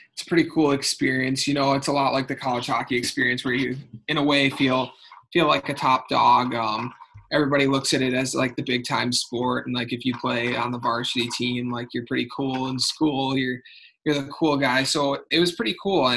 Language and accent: English; Maple Grove, Minnesota, United States; growing up in Minnesota